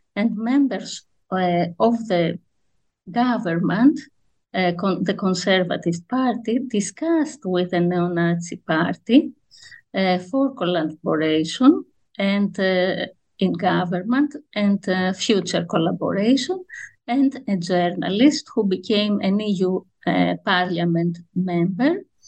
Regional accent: Athens, Attica, Greece; I grew up in Athens

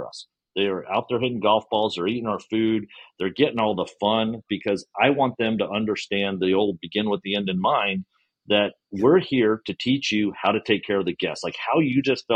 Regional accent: Houston, Texas, United States; I grew up in Houston

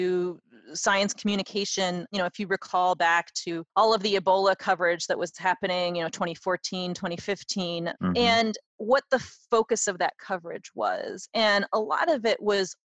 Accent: United States; as an American, having grown up here

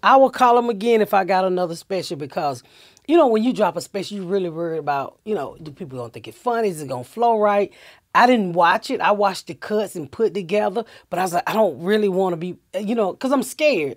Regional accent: Atlanta, Georgia, United States; moved away; also born or lived in Indiana; I'm from Atlanta, so my husband just retired, and I was like, "Look, I'm ready to get the fuck out of Indiana. Let's go home."

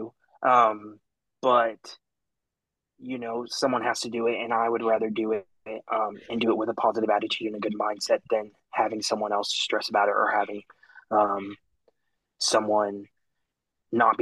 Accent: Arlington, Texas, United States; now in Stephenville, United States; I grew up in Arlington, not far from Fort Worth, a huge town

